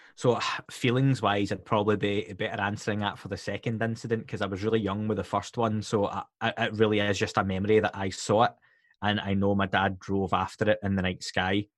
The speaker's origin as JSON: {"language": "English", "region": "Scotland", "country": "United Kingdom", "said": "being Scottish myself"}